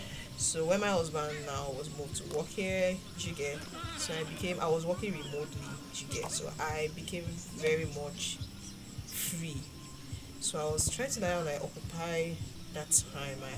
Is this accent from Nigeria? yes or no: yes; Nigeria; moved away as an adult; now in Ghana; I'm a Nigerian